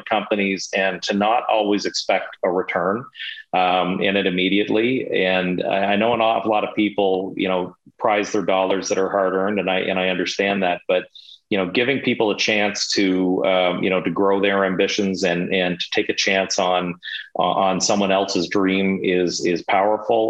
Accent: Montreal, Quebec, Canada; I was born in Montreal

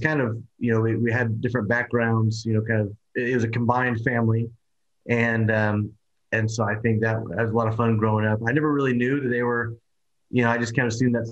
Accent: Oklahoma, United States; I'm from Oklahoma

